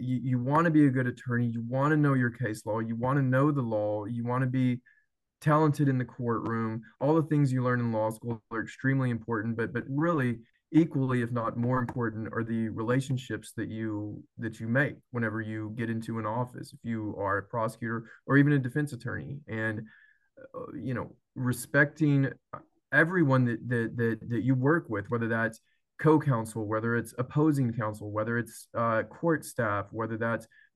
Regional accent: Athens, Texas, United States; also born or lived in Tyler, Texas / Austin, Texas; where I'm from Athens, Texas

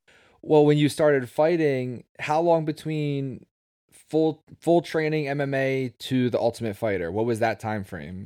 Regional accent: Levittown, Pennsylvania, United States; now in New Jersey, United States; I grew up in Levittown, right outside of Philadelphia

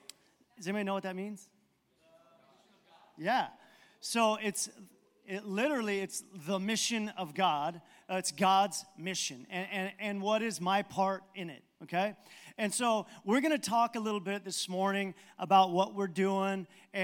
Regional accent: Baja California, Mexico; I told you that I grew up in Mexico, missionary kid, and my parents, actually, my grandparents went down to Baja, Mexico, then my parents in the 50s.

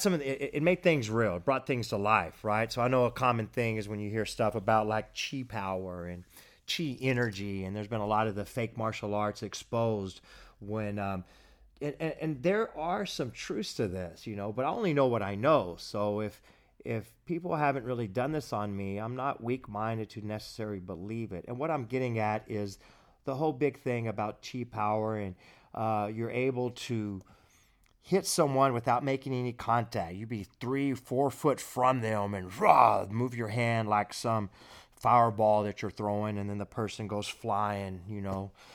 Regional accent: Abilene, Texas, United States; I was at H E B here, here in my hometown

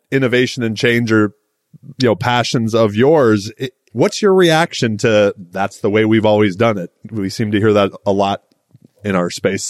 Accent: Michigan, United States; moved away as an adult; I'm a guy who was born and raised in Michigan. I was there for my first 30 years, so it will always be home.

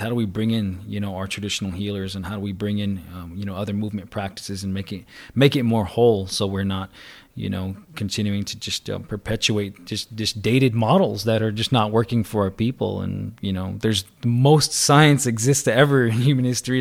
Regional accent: Salt River, Arizona, United States; I'm from the Salt River people around this area right here

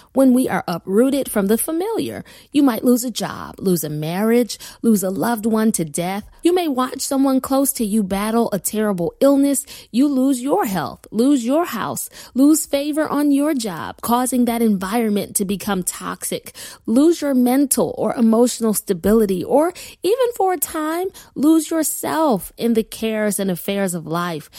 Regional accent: Buffalo, New York, United States; moved away as an adult; also born or lived in Wilmington, Delaware; my husband Kenya and I relocated from Buffalo, New York, my lifelong home, to Wilmington, Delaware

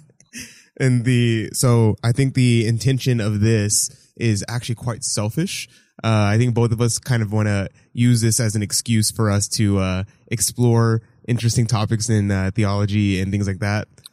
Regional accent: Houston, Texas, United States; born and raised Houston, Texas

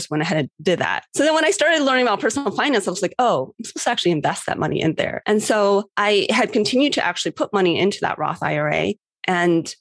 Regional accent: Cleveland, Ohio, United States; I was in Cleveland, Ohio, which was my hometown

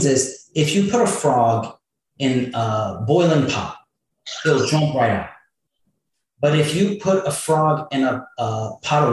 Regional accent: New Jersey, United States; I grew up in New Jersey

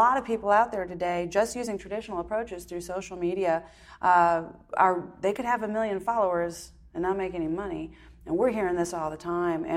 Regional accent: Wisconsin, United States; moved away; also born or lived in Texas; we grew up in Wisconsin

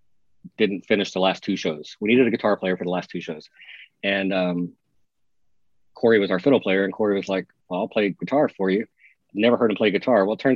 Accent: Texas, United States; moved away; I think literally Kelly hired me because I was from Texas.

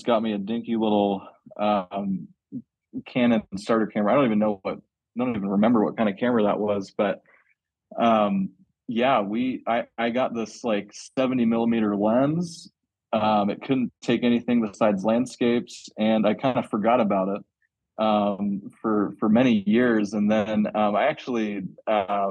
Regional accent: Medway, Massachusetts, United States; moved away as an adult; also born or lived in Colorado / Idaho; now in Utah, United States; I actually grew up on the East Coast in Massachusetts. Sleepy suburb town that's like 25 miles outside of Boston

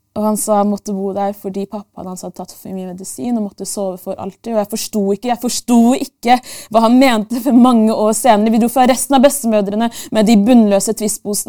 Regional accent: Oslo, Norway; født og oppvokst i Norges hovedstad mer spesifikt, bydel Bjerke og Grünerløkka.

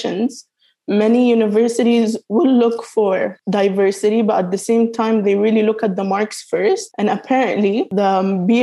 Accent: United Arab Emirates; moved away as an adult; also born or lived in Sudan / Morocco / Yemen; now in United Kingdom; I'm from Sudan, Morocco, and Yemen, but I was born and raised in the United Arab Emirates

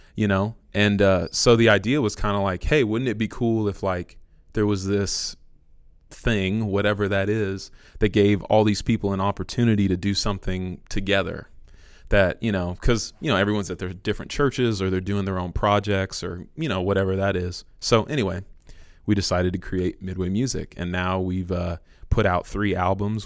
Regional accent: San Francisco, California, United States; moved away as an adult; now in Villa Rica, United States; I'm originally from San Francisco. I moved here about five years ago

